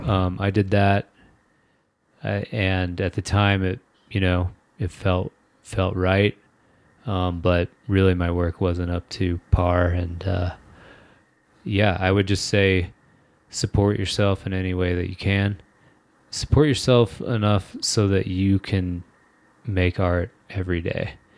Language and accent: English; Kentucky, United States; I'm from Kentucky and, like, people drive trucks there